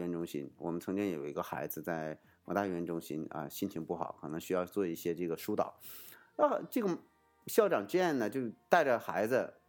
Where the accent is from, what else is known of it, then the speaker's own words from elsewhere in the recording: China; 我们中国人